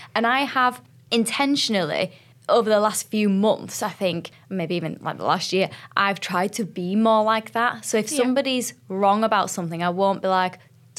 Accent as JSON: {"language": "English", "country": "United Kingdom", "said": "I am a British girl"}